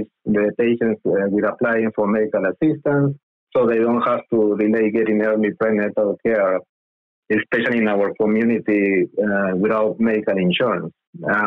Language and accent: English; Argentina; also born or lived in Lima, Peru / Philadelphia, United States; now in United States; I was born in Lima, Peru, and raised in Argentina